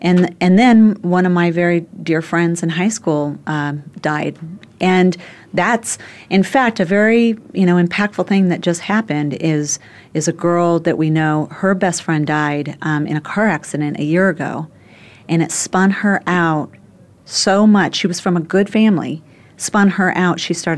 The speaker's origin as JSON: {"language": "English", "town": "Phoenix", "region": "Arizona", "country": "United States", "moved": "as an adult", "lives_now": "New York City, United States", "said": "in my 20s when I moved from Phoenix to New York City"}